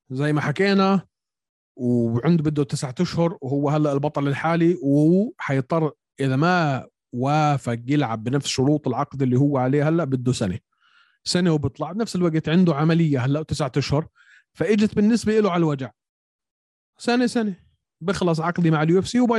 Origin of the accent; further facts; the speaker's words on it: Syria; انا سوري